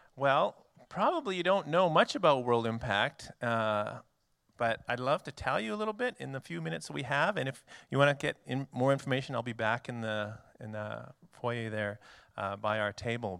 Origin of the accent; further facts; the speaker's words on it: Canada; moved away as an adult; now in United States; I am Canadian. So I'm actually a foreign missionary to your country.